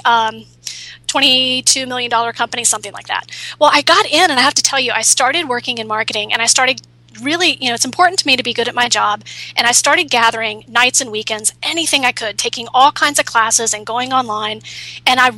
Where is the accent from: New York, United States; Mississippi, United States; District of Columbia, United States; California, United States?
California, United States; San Francisco; I'm from San Francisco, so that's Silicon Valley.